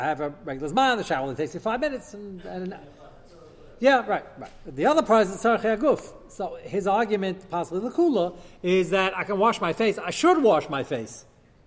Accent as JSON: {"language": "English", "country": "United States", "said": "I'm as American as you guys are. I want to explain to you, I'm more American than most of you. Fourth generation."}